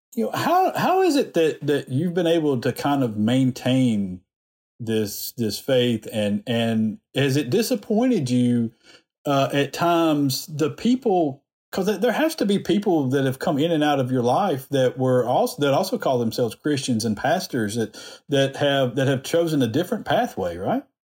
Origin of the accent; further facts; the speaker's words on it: Alabama, United States; I was born in Alabama, raised here